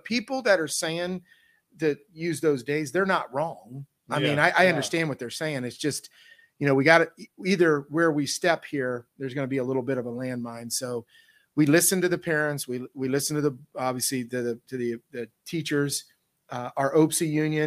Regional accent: Northeastern Ohio, United States; I was from Northeastern Ohio up here

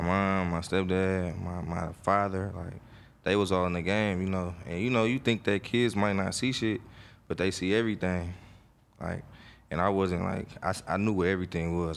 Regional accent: Oakland, California, United States; I'm from Oakland, California, East Oakland to be exact. I grew up in a area, a neighborhood called the Murder Depths

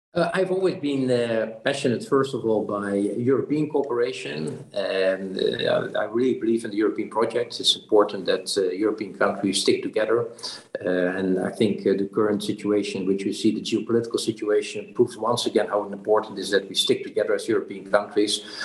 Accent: Netherlands; also born or lived in Brussels; went back to the Netherlands, my home country

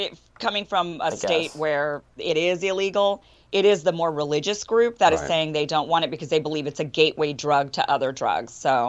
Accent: Idaho, United States; my home state of Idaho

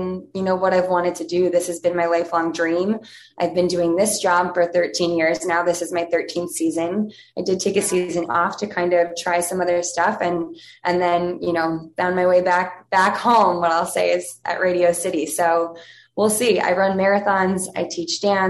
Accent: Ohio, United States; now in New York, United States; I grew up in Ohio, started dancing when I was 3.

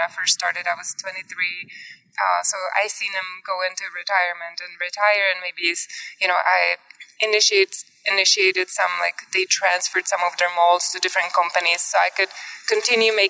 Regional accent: Czechia; English is a second language; moved away as an adult; now in United States; am originally from Czech Republic, and I came here to United States maybe now 27 years ago

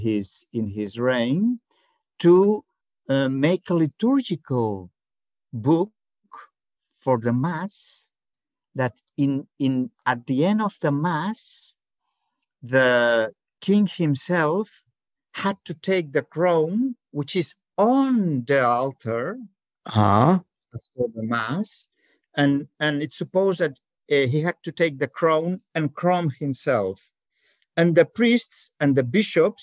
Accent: Barcelona, Catalonia, Spain; I am from Barcelona

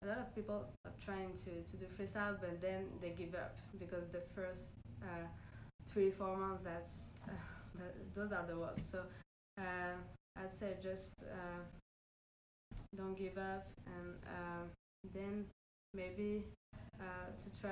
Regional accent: Paris, Île-de-France, France; I'm from Paris

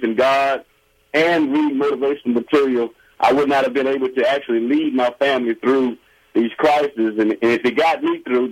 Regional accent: Alexandria, Louisiana, United States; also born or lived in Baton Rouge, Louisiana; I'm originally from Louisiana, the great state of Louisiana, Alexandria, Louisiana, which is in central Louisiana.

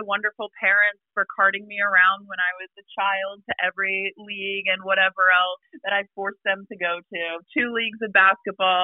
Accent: Walnutport, Pennsylvania, United States; I'm actually from Walnutport, which is surrounded essentially by cornfields

